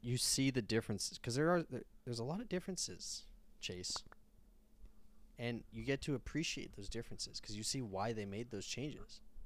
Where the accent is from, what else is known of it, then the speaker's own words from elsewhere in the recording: United States; we're American